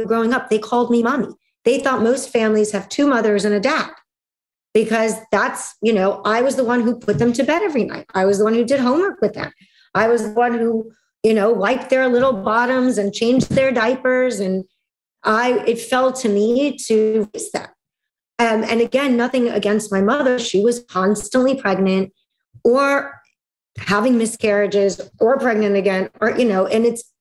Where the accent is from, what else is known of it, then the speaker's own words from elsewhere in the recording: Russia; moved away; In Russia, I was a second-class citizen because I was a Jew. And in the Jewish community, I was a second-class citizen because I was born in Russia